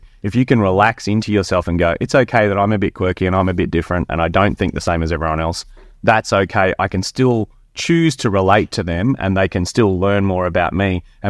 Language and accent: English; Queensland, Australia; from North Queensland